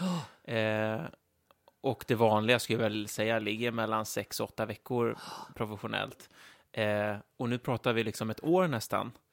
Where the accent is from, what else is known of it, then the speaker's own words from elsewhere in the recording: Stockholm, Stockholm County, Sweden; oss som kommer från Stockholm